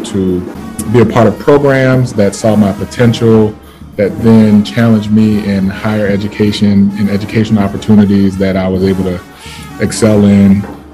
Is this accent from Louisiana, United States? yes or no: yes; New Orleans, Louisiana, United States; born and raised in the Irish Channel